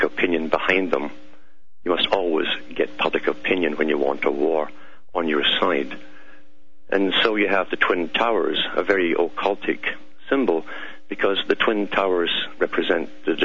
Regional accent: Scotland, United Kingdom; If you're wondering about my accent, it's because I'm from Scotland, born and bred there, and raised there.

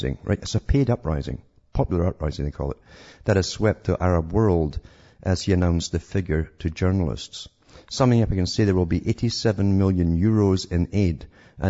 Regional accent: United Kingdom; growing up in Britain during the supposed Cold War

